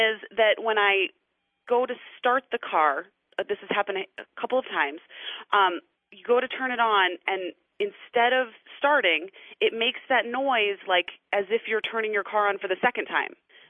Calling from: Portland, Oregon, United States

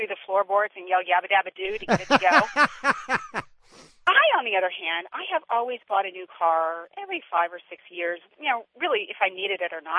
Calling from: Wynnewood, Pennsylvania, United States; I'm calling from Wynwood, Pennsylvania, outside of Philadelphia.

